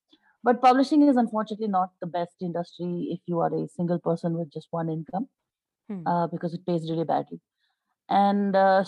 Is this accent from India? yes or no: yes; Hyderabad, Telangana, India; But okay, so … I grew up in Hyderabad.